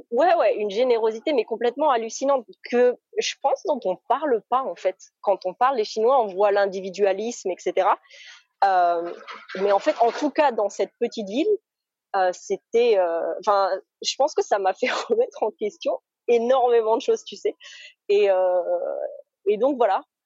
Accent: Moselle, Grand Est, France; moved away as an adult; also born or lived in China / Canada / Australia; Je suis née et j'ai grandi en Moselle, donc entre Metz et le Luxembourg

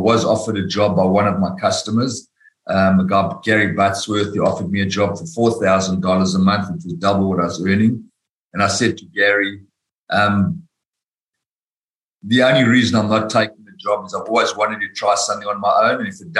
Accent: South Africa; moved away as an adult; now in Australia; As you said, I came from South Africa. I'm a chartered accountant by profession. I worked for Price Waterhouse in South Africa.

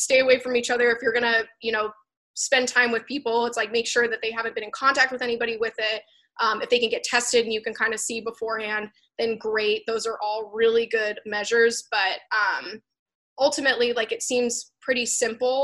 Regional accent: Florida, United States; I'm from Florida. I was actually born there

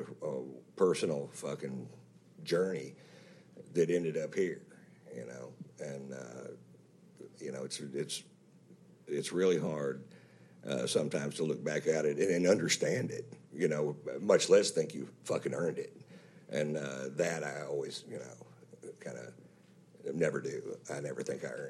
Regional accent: Fritch, Texas, United States; a small town boy makes good. I'm from Fritch, Texas, so that's, when I lived there, they swear it was 1,400 people

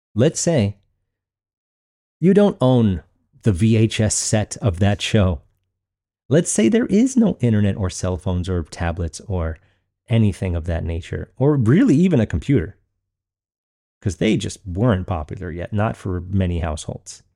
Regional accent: Long Island, New York, United States; growing up in Long Island, New York

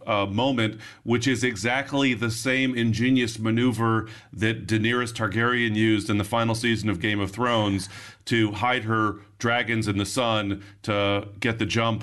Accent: United States; I'm an American

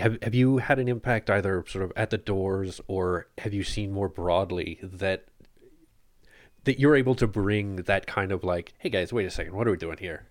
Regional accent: Ottawa, Ontario, Canada; I grew up in Bar Haven

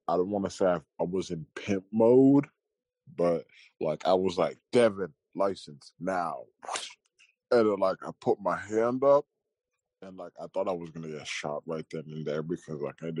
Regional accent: Boston, Massachusetts, United States; born there; also born or lived in Florida; Oh yeah, I was born in Boston, but like from like third grade to like seventh grade

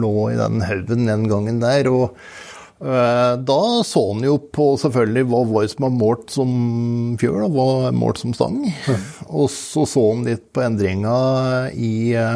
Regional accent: Tynset, Innlandet, Norway; moved away; Jeg er opprinnelig fra Tynset.

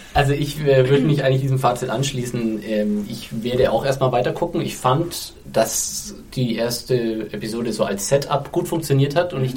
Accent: Germany; bei uns in Deutschland

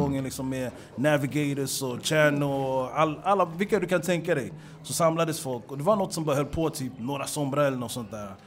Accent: Stockholm, Stockholm County, Sweden; Hässelby är en arbetarklassförort, i alla fall där jag växte upp

